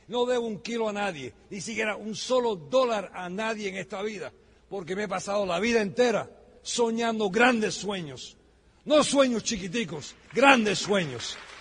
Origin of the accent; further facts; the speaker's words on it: United States; also born or lived in Miami; Yo soy americano de nacimiento